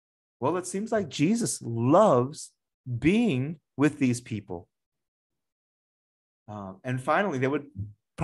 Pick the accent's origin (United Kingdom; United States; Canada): United States; moved away; the town that I grew up in the United States